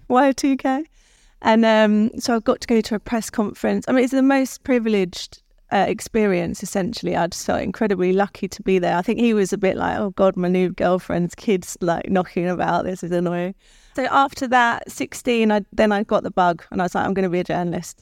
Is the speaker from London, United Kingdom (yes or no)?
yes; London, United Kingdom; I was born in Guy's Hospital in London.